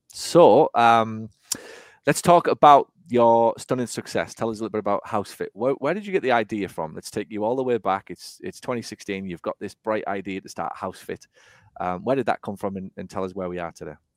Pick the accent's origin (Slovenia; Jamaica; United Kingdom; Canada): United Kingdom; England; now in United States; as a sort of eight, nine, ten eleven-year-old, if you like, growing up in England, and now in the U S